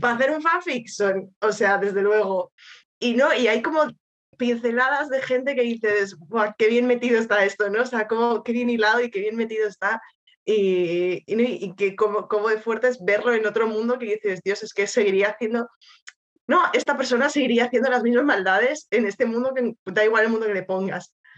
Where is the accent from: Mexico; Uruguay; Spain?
Spain; siendo española